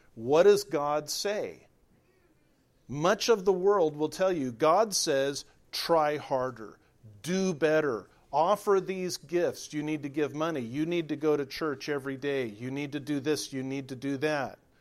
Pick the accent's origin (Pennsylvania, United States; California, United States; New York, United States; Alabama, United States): California, United States; moved away as an adult; I was raised in California, lived there for forty years